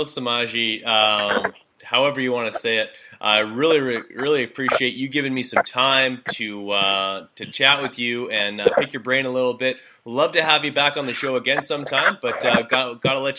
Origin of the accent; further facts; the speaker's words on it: Canada; accent: Canadian; my Canadian accent